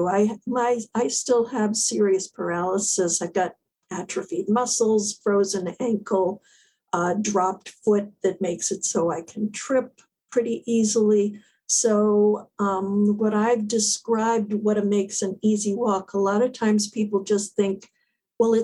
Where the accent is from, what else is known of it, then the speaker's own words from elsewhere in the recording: South Florida, United States; moved away as an adult; now in New England, United States; I grew up in South Florida